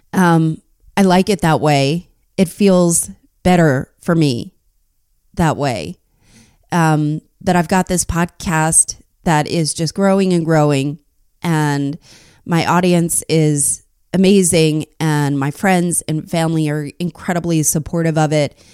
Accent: New Jersey, United States; I grew up in New Jersey too

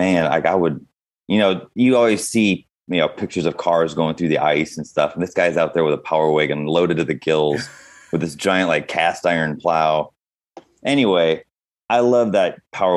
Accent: Wisconsin, United States; I grew up in Wisconsin

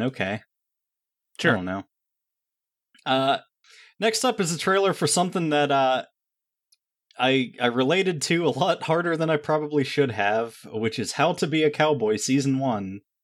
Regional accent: Rust Belt, United States; these are my people," because I'm from the Rust Belt

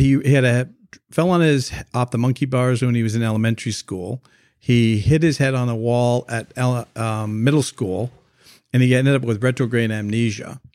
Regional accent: Canada; moved away as an adult; now in United States; I'm originally from Canada, so when we moved down to the United States

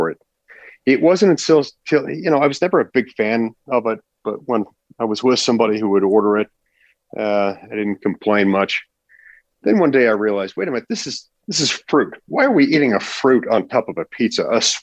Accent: Utah, United States; growing up in Utah.

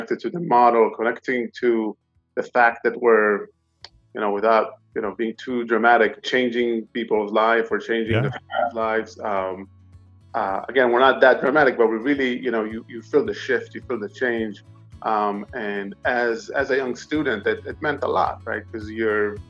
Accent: Boston, Massachusetts, United States; moved away; also born or lived in Israel; I was born in Israel. I kind of grew up in Boston, Massachusetts. moved back to Israel.

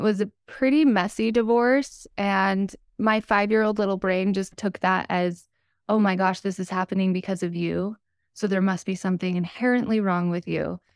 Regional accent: Utah, United States; So, I was born and raised in Utah. I still live here today.

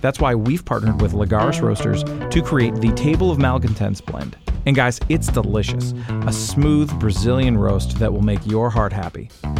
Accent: Canada; as a Canadian

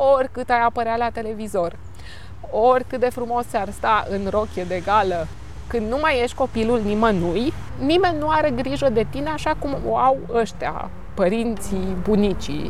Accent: Romania; sunt româncă

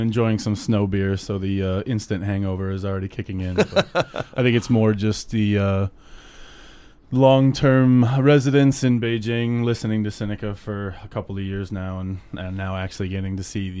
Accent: Cleveland, Ohio, United States; I grew up in Cleveland. I went to college in Alabama.

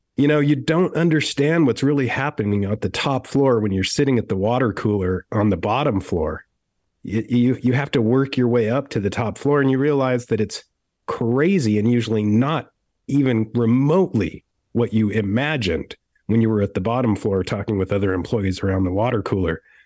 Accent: Utah, United States; I was brought up very strangely in Utah

